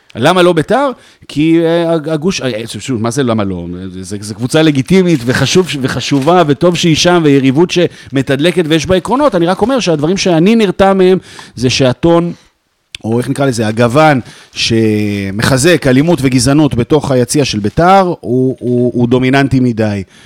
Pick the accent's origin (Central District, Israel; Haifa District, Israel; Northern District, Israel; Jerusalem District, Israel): Jerusalem District, Israel; Jerusalem; moved away as an adult; now in Tel Aviv, Israel; ההורים שלי לא ירושלמים, גדלתי בירושלים, נולדתי בירושלים